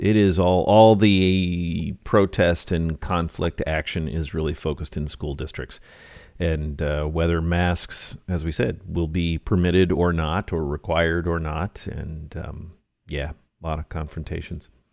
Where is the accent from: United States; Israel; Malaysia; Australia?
United States; I'm an American